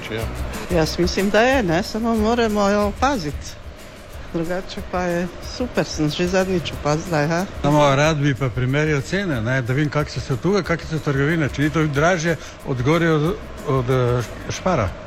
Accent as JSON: {"language": "Slovenian", "region": "Prlekija", "country": "Slovenia", "said": "prihajam iz Perlekije."}